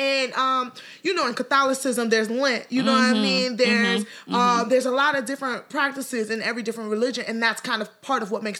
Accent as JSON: {"language": "English", "country": "Nigeria", "moved": "yes", "lives_now": "United States", "said": "I'm Nigerian"}